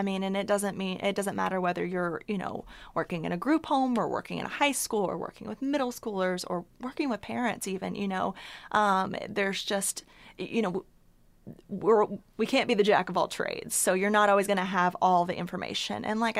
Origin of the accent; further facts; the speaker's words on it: Chattanooga, Tennessee, United States; So I am a native East Tennessean, born and raised in Chattanooga, and I came to college at the University of Tennessee under 10 years ago, I'll say that.